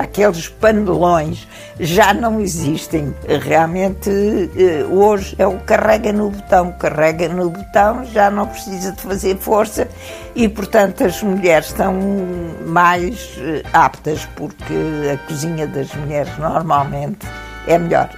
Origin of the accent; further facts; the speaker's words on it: Alentejo, Portugal; sou um produto do grão, sou alentejana